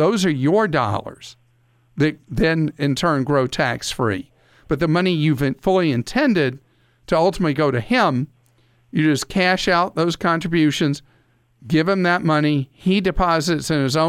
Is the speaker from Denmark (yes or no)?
no; United Kingdom; explaining things in, well, as close to simple English as a Brit can speak.